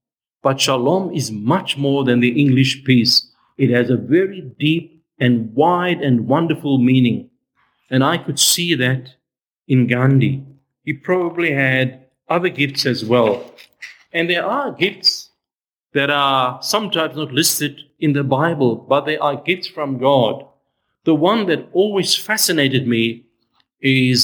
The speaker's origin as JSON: {"language": "English", "country": "South Africa", "tie": "born or raised there", "said": "I grew up in South Africa"}